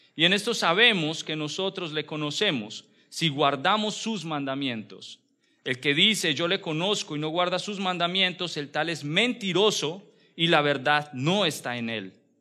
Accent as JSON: {"language": "Spanish", "country": "Colombia", "said": "como buen colombiano, buen hispano que somos"}